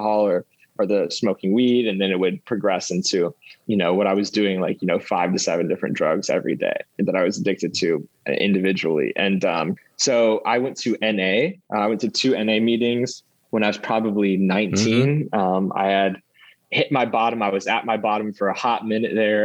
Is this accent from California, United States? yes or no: no; Houston, Texas, United States; moved away as an adult; now in New York City, United States; I grew up in Houston